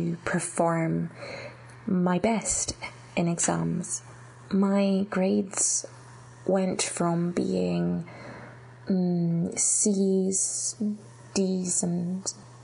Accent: Scotland, United Kingdom; I was born in Scotland and I had been all my life, I had done all my education through the Scottish education system

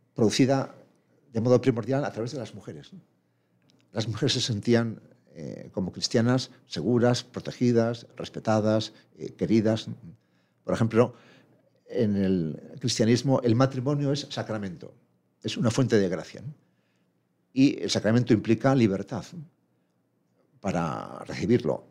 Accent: Madrid, Community of Madrid, Spain; moved away as an adult; now in Pamplona, Spain; De nacimiento soy madrileño, fui a Pamplona a estudiar la carrera y ya me quedé allí como docente

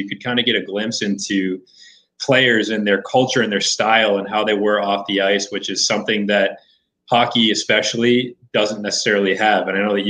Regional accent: Bridgewater, Massachusetts, United States; moved away; Yeah, so Ryan and I are actually from Bridgewater, Massachusetts, which is about 45 minutes south of Boston.

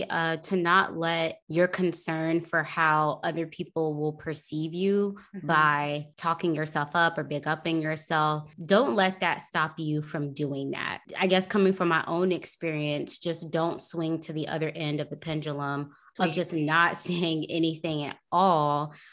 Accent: Tampa, Florida, United States; Okay. I'm from Tampa.

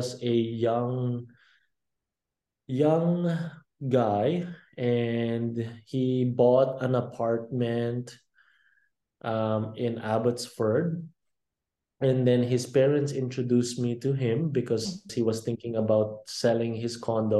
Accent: Philippines; now in Vancouver, Canada; I'm also from the Philippines and I grew up in the Philippines. I didn't just grow up in Canada.

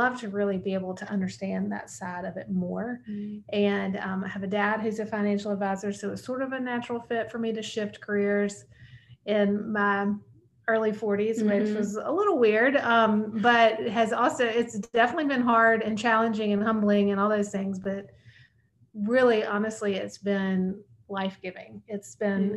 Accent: Montgomery, Alabama, United States; I grew up in Montgomery, Alabama

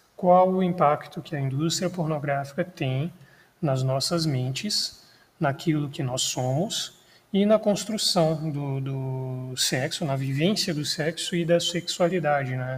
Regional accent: Minas Gerais, Brazil; eu sou mineiro

